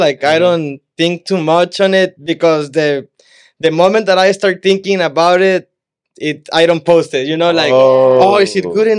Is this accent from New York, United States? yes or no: no; Brownsville, Texas, United States; moved away; also born or lived in Matamoros, Mexico; I'm from Brownsville, Texas.